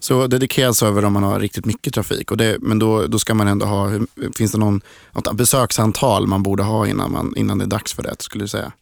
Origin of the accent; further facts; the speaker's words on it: Linköping, Östergötland, Sweden; jag är också från Linköping